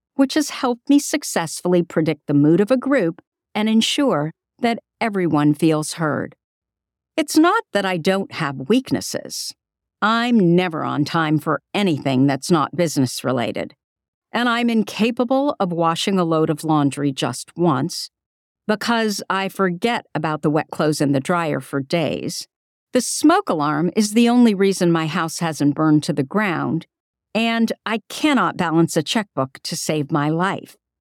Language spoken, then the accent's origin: English; Burlingame, California, United States; my hometown, Burlingame, California